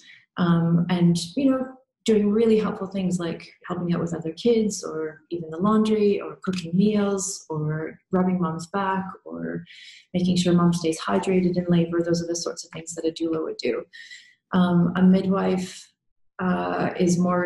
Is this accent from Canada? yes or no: yes; Canada; moved away; I'm originally from Canada